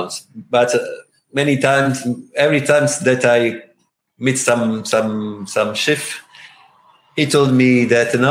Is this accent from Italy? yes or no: yes; Italy; English is a second language; I'm from Italy